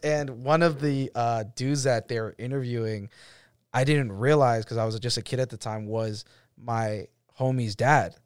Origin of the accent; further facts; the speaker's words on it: Roslindale, Massachusetts, United States; my, uh, childhood home, it's on American Legion, which is, like, where I grew up